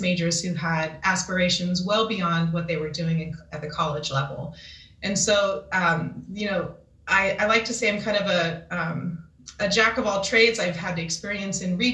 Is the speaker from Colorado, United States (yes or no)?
no; Kansas, United States; moved away as an adult; also born or lived in San Jose, California; born and raised in Kansas